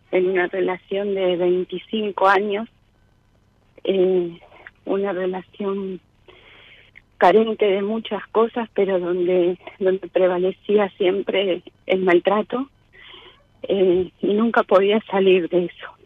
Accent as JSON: {"language": "Spanish", "town": "Liniers", "region": "Buenos Aires", "country": "Argentina", "said": "De Liniers."}